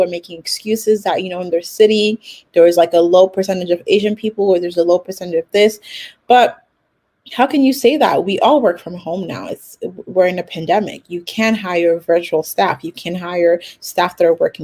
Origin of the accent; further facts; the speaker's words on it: Nigeria; I'm Nigerian too.